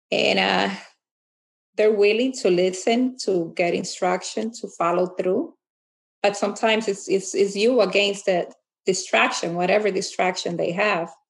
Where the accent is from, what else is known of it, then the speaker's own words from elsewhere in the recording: Fair Lawn, New Jersey, United States; Uh, I'm from Fair Lawn, New Jersey. I'm the mother of three children